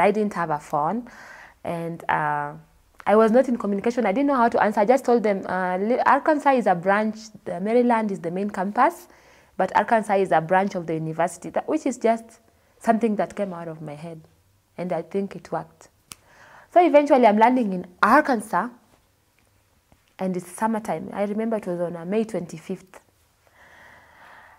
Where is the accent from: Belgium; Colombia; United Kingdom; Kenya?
Kenya; moved away as an adult; also born or lived in Dallas, United States / New Jersey, United States; now in United States; I'm from Kenya